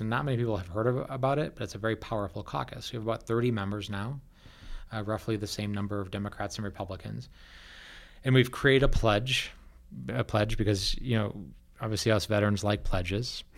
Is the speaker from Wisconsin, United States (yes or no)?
yes; Wisconsin, United States; now in Colorado, United States; I grew up in Wisconsin